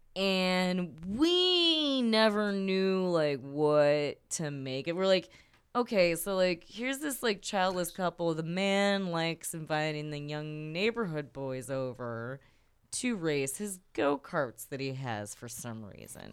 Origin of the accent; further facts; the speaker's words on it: Chicago, Illinois, United States; I'm North West Side